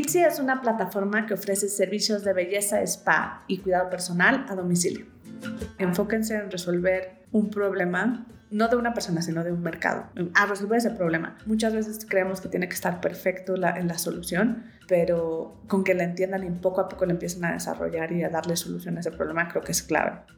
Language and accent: Spanish; Mexico City, Mexico; soy mexicana, soy de Ciudad de México